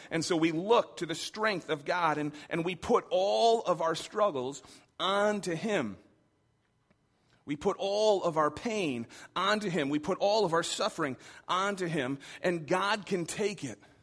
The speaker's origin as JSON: {"language": "English", "region": "Michigan", "country": "United States", "tie": "born or raised there", "said": "I grew up in Michigan."}